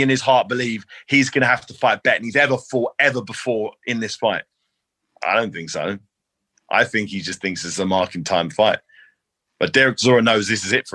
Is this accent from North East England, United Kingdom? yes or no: no; London, United Kingdom; my hometown